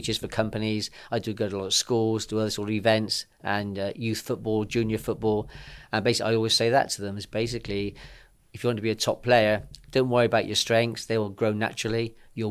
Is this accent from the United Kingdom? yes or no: yes; Bristol, South West England, United Kingdom; I was born in Bristol and born into a footballing family